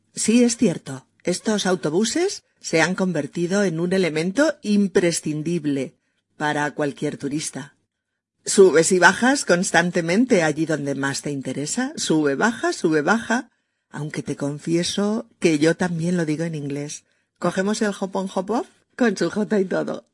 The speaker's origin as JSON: {"language": "Spanish", "country": "Spain", "said": "sus experiencias en mi país"}